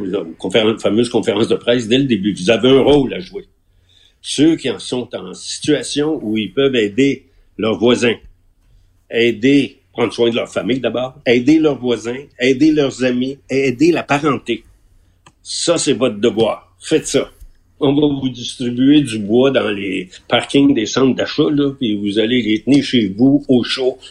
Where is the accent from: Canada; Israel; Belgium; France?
Canada; Quebec; on est québécois